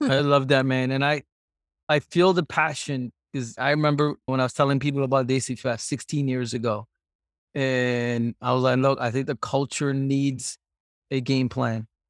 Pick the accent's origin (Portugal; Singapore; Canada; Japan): Singapore; moved away; you grew up in Singapore.